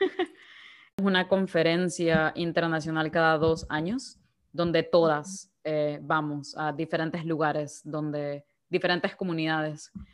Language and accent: Spanish; Guayaquil, Guayas, Ecuador; moved away as an adult; also born or lived in Belfast; de Guayaquil, Ecuador.